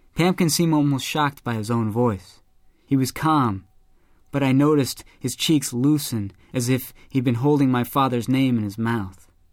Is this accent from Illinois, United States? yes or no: yes; Chicago, Illinois, United States; my hometown of Chicago.